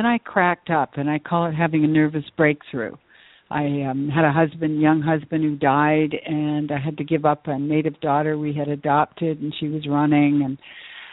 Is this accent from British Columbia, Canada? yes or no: yes; Vancouver, British Columbia, Canada; moved away as an adult; also born or lived in Edmonton / Tucson; left my hometown of Vancouver, BC, and I moved to Edmonton